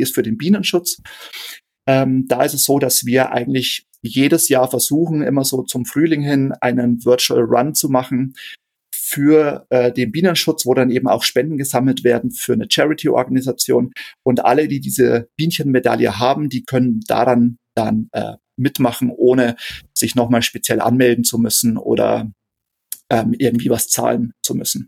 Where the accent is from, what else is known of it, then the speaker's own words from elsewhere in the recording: Straubing, Bavaria, Germany; gebürtiger Niederbayer, ähm, ich äh, lebe und arbeite in Straubing in Niederbayern. Ähm, da bin ich auch geboren